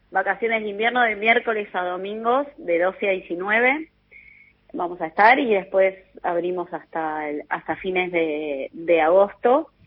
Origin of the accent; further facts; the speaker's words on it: Argentina; todo el potencial que tenemos como argentinos